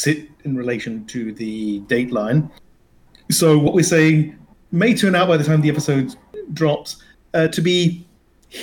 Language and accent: English; New Zealand; moved away; I am in the odd situation of being a New Zealander